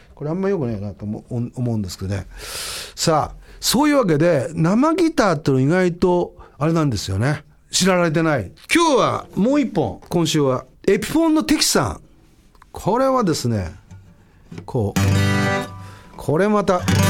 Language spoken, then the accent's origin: Japanese; Eastern Japan, Tohoku, Japan; also born or lived in Setagaya, Tokyo; now in Tokyo, Japan; 東日本、まあ、うちの地元なので